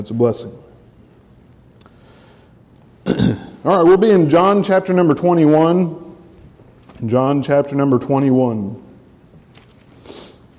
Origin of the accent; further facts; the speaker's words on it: Olathe, Kansas, United States; I was born in Olathe, and then, probably about five or six, grew up going to camp at Sagmont